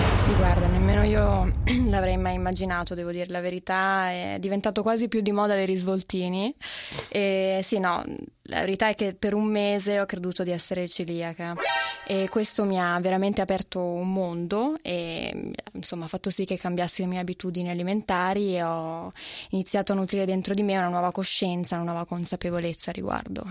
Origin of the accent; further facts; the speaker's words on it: Genoa, Liguria, Italy; io sono genovese